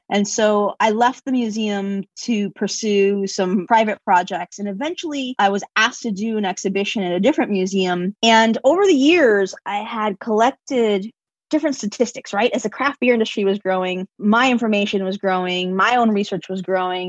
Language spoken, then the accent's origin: English; Chicago, Illinois, United States; I'm born and raised in Chicago.